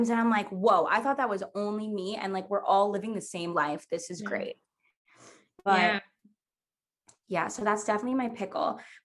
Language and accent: English; Long Island, New York, United States; I'm from Long Island